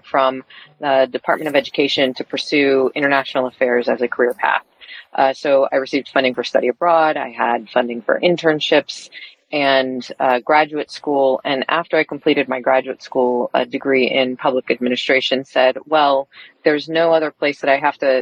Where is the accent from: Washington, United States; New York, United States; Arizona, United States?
Washington, United States; also born or lived in Guatemala; I grew up in Washington State by way of Guatemala